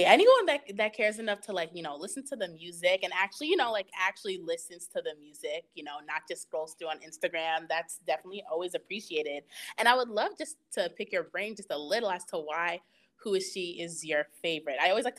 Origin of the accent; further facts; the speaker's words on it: Rockland County, New York, United States; also born or lived in Mount Vernon, New York / Yonkers, New York; So yeah, I'm from New York. grew up in like the suburbs area. Used to go to church in the Bronx all the time. Like I just spent like my whole life in New York, but I was born in Mount Vernon. So like I lived in Yonkers for like a year, maybe like a year or two before we moved out here to Rockland.